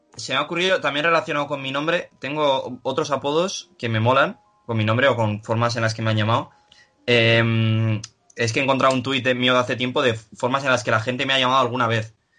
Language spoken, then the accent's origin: Spanish; Pamplona, Navarre, Spain; also born or lived in Salamanca / Bilbao; yo al haber nacido en Salamanca, porque yo nací en Salamanca y a los tres años me mudé a Pamplona